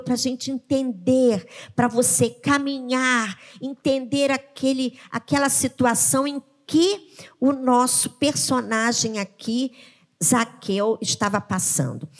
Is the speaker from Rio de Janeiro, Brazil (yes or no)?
yes; Rio de Janeiro, Brazil; E o refúgio nosso, como cariocas, são o quê? São as nossas praias